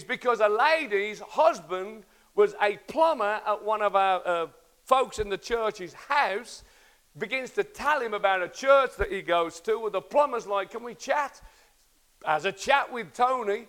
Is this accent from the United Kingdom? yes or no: yes; Birmingham, West Midlands, United Kingdom; I'm a kid from the Kansas States in Birmingham.